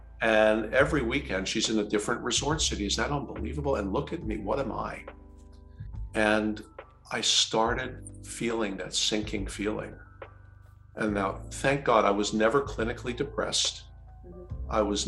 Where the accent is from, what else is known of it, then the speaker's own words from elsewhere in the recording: New Jersey, United States; I'm from New Jersey, man, look out.